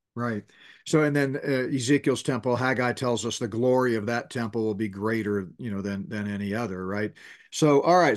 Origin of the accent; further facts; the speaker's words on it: Northeast, United States; moved away; I grew up in the Northeast in grade school and junior high school